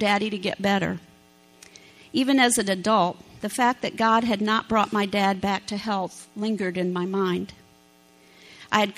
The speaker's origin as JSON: {"language": "English", "region": "Iowa", "country": "United States", "tie": "born or raised there", "also_born_or_lived": "Clinton, Iowa / Mount Ayr, Iowa / Ohio", "moved": "as an adult", "said": "We're natives of Iowa, recently moved back from Ohio, so it's nice to be back in Hawkeye country"}